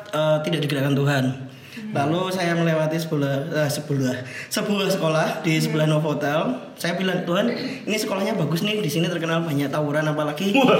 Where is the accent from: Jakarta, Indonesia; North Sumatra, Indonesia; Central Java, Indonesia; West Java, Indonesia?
Central Java, Indonesia; Surakarta; now in Yogyakarta, Indonesia; aku orang Solo